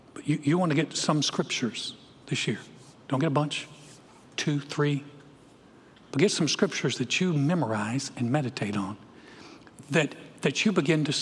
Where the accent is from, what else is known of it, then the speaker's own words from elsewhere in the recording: North Carolina, United States; moved away; I'm from North Carolina